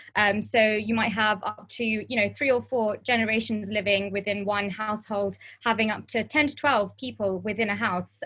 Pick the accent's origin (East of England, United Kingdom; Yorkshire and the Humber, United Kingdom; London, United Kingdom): London, United Kingdom; I am born and bred in Harrow, um, and if some of you know Harrow, it's northwest London